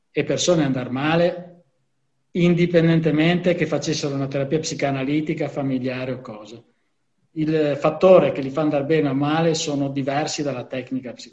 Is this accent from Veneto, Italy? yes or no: yes; Venice, Veneto, Italy; ho 63 anni sono sobrio da 4 anni e vengo dal Lido di Venezia.